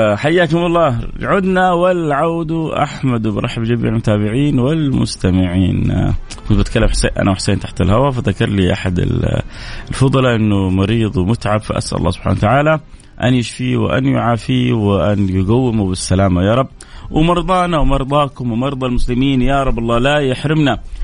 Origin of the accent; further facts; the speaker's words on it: Jeddah, Makkah Province, Saudi Arabia; عندنا في جده